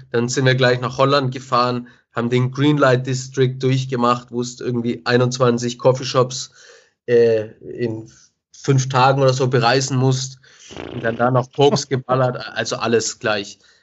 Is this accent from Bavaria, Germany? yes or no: yes; Nuremberg, Bavaria, Germany; Ich bin mit 13 auf eine neue Schule gekommen weil ich den Sprung auf die Realschule nicht geschafft habe. Es war alles in Nürnberg